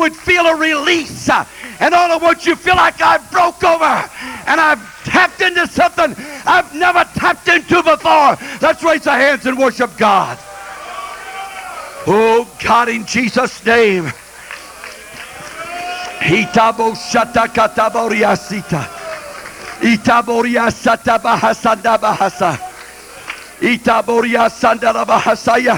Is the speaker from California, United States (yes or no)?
yes; Modesto, California, United States; also born or lived in West Texas; I was from the other side of the river that Brother Keyes was talking about last night. From South Modesto